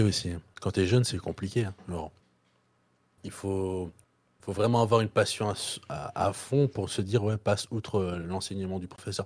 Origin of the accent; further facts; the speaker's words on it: Belgium; moi, je suis belge